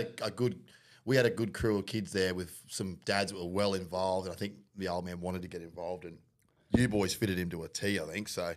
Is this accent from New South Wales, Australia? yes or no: yes; Penrith, New South Wales, Australia; moved away; also born or lived in Mount Druitt; I'm from New South Wales originally, born in Penrith